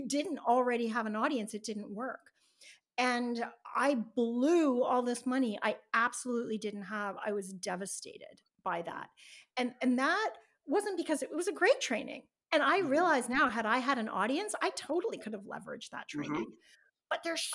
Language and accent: English; Canada; I'm Canadian